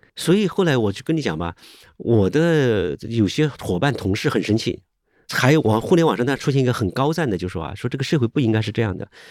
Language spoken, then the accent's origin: Chinese; Hubei, China; 我是湖北人